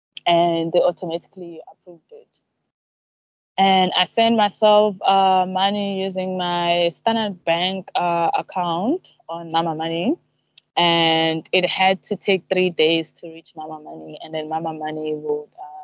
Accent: South Africa; now in Zanzibar, Tanzania; us in South Africa

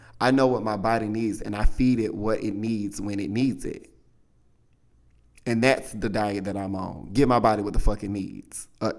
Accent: Southern United States, United States; I mean, I grew up in the South. My mother is a baker, honey.

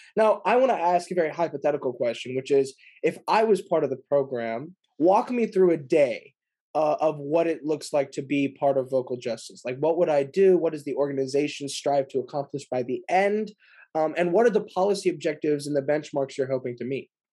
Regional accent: Bay Area, California, United States; I'm from the Bay Area

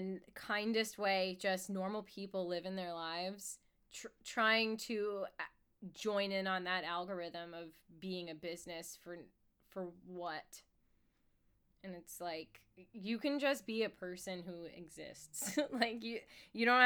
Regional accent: United States; I am American

